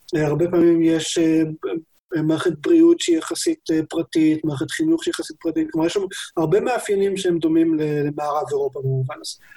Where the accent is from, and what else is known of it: Israel